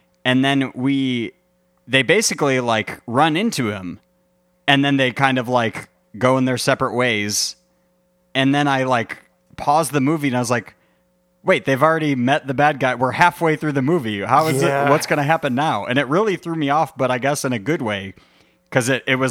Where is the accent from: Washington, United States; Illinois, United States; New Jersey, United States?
Illinois, United States; outside of Chicago; we grew up outside of Chicago.